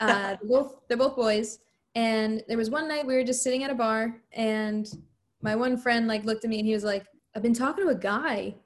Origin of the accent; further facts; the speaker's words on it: New Jersey, United States; I'm from New Jersey